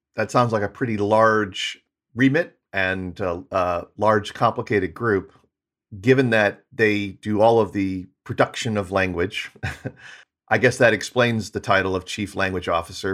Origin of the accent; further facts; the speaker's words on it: United States; as an American